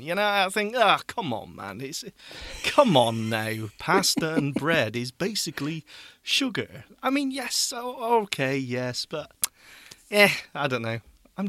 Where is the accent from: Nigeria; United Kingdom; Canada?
United Kingdom; Oh, we're so British, aren't we?